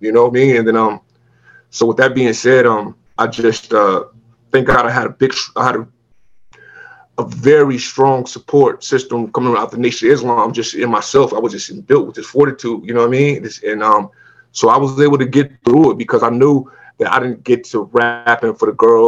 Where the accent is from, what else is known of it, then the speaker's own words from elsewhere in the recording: Long Beach, California, United States; I come from Long Beach, you know, in the hood, and it's really a gang affiliated hood